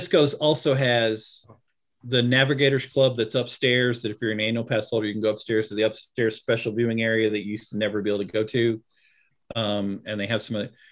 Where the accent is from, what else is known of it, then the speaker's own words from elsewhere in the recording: United States; also born or lived in Southwest US; I grew up in the Midwest and the Southwest in the U.S.